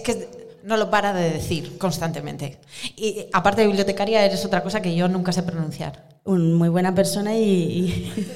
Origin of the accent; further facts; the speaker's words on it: Basque Country, Spain; soy del País Vasco